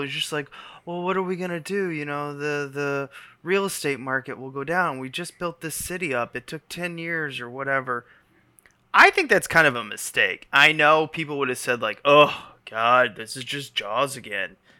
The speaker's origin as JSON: {"language": "English", "country": "United States", "said": "as an American"}